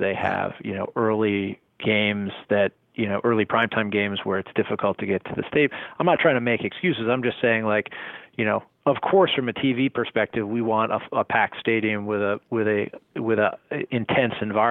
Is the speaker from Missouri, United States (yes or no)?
no; New Jersey, United States; I grew up in New Jersey in the 70s and 80s